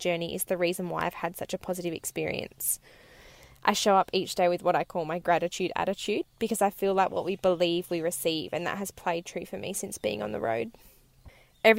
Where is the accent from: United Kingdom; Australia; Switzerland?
Australia; west coast of Australia, Western Australia; I left my hometown on the west coast of Australia in May 2019